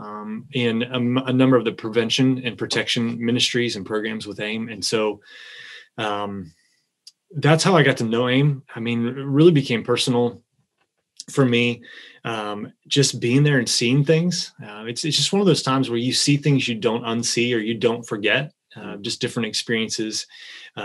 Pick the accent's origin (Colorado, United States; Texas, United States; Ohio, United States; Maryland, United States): Ohio, United States; Miamisburg; moved away as an adult; also born or lived in Indiana / Kentucky / Las Vegas; now in Northern Kentucky, United States; I'm a kid from Miamisburg. I grew up over in Ohio